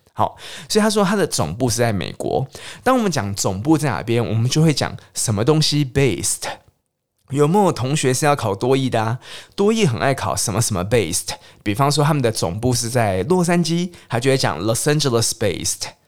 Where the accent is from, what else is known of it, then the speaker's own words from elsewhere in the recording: Taiwan; 总之我们台湾人都喜欢跑出去日本、韩国，然后或是去泰国、越南等等等地方玩